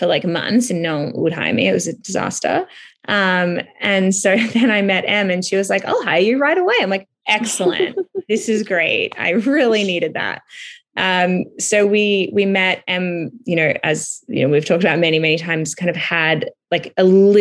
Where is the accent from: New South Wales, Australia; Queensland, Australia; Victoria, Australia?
Victoria, Australia; Melbourne; moved away as an adult; also born or lived in Los Angeles; now in Toronto, Canada; I'm from Melbourne, Australia, which is where I currently am, but not usually